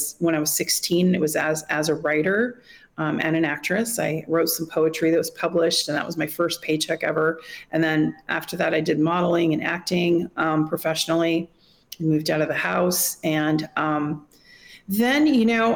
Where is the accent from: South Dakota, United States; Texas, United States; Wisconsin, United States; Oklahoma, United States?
Wisconsin, United States; also born or lived in Monterey, California; now in Moscow, Russia; my parents moved when I was a baby to Wisconsin and had a farm